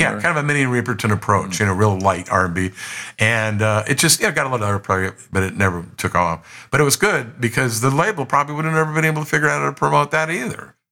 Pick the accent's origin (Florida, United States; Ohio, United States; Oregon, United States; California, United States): California, United States; San Joaquin Valley; we grew up together in the San Joaquin Valley